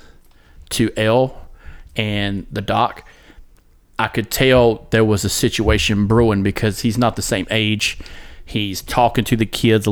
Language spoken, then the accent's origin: English; United States; I'm an American.